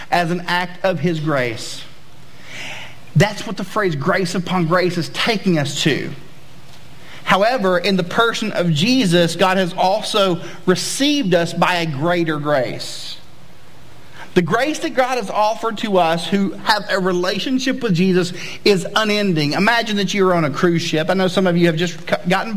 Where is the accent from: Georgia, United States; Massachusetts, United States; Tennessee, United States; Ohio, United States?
Tennessee, United States; East; moved away; I'm from Tennessee originally, and I'm from the good part of Tennessee, because once you go west of Nashville, it gets kind of not cool. But on the east side of Tennessee, it's really cool.